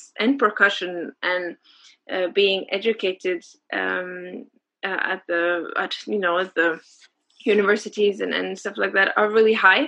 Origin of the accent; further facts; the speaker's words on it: Oslo, Norway; Oslo, yes. It's my hometown, so it's where I'm born and everything.